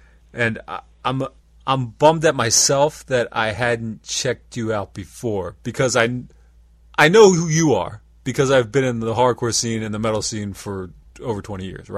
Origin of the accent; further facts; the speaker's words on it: York, Pennsylvania, United States; now in Lancaster, United States; I'm from York, Pennsylvania.